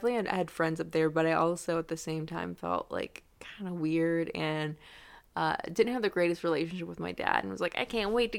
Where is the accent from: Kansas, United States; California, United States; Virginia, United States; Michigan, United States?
Michigan, United States; near Ogemaw County; moved away as an adult; also born or lived in Au Gres, Michigan / Standish, Michigan / Bay City, Michigan / Auburn, Michigan; I grew up near Ogama County.